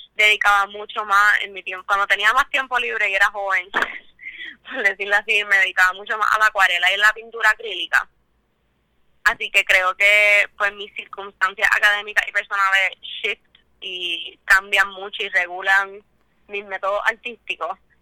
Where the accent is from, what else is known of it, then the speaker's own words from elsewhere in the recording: San Juan, Puerto Rico; soy artista de San Juan